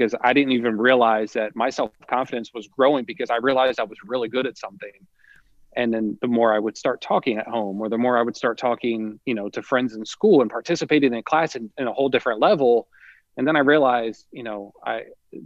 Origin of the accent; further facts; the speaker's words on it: Millville, New Jersey, United States; I grew up in Millville, right next door to where I teach now